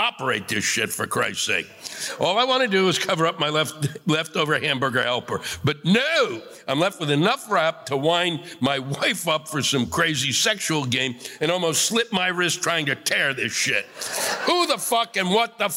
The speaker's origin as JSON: {"language": "English", "town": "New York City", "region": "New York", "country": "United States"}